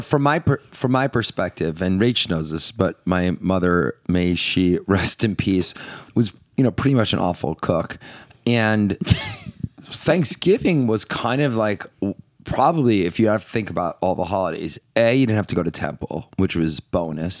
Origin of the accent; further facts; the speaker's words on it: Northeast, United States; So we're from the Northeast